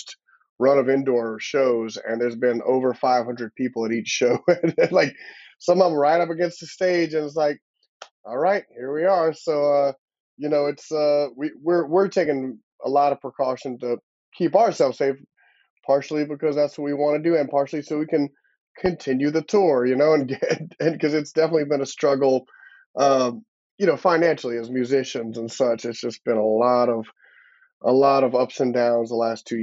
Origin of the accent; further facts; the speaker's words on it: Broussard, Louisiana, United States; we both grew up in Broussard, Lafayette